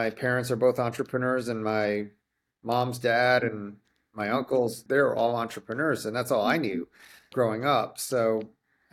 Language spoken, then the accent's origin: English; New Jersey, United States; moved away; I grew up in New Jersey and we were in a small little town on the Jersey Shore, two Chinese families